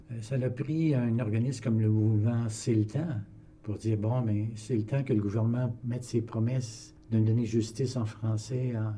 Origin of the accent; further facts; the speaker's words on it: Ottawa, Ontario, Canada; also born or lived in Hull, Quebec / Trois-Rivières, Quebec / Toronto, Ontario / Calgary, Alberta; J'ai grandi dans la basse ville d'Ottawa